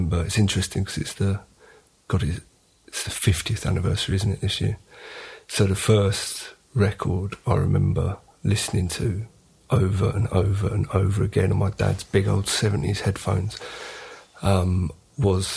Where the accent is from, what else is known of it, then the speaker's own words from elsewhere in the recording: London, United Kingdom; also born or lived in Hammersmith, London; I was a Barnet boy. I was born in Hammersmith